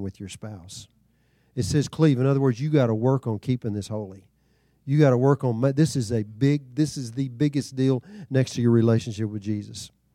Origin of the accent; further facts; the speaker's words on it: Texas, United States; growing up in Texas